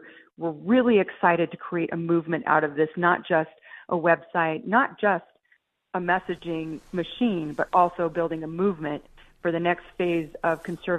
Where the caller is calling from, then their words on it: Colorado, United States; I'm in Douglas County at my house with lots of kiddos running around here because it's a holiday weekend.